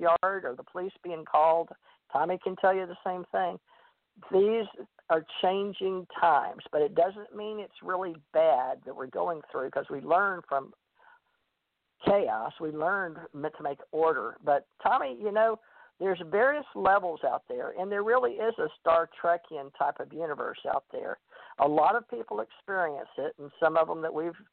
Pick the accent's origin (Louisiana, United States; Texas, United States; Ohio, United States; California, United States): Louisiana, United States; Monroe; I went to a big Baptist church on Sundays in Monroe, Louisiana, and I grew up believing that hell and damnation